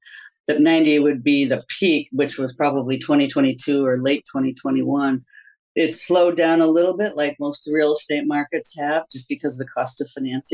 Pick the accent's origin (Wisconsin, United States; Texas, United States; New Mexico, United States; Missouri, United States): Wisconsin, United States; Wauwatosa; I grew up in the Midwest in a small town called Wauwatosa, Wisconsin